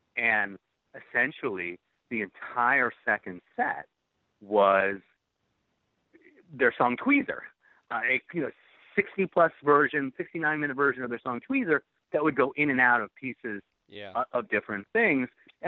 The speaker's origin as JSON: {"language": "English", "region": "New England", "country": "United States", "tie": "born or raised there", "said": "because I grew up in New England"}